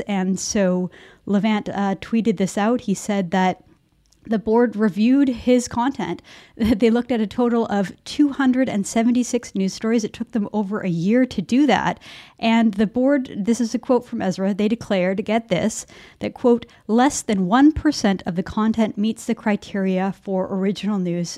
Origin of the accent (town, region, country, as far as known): Canada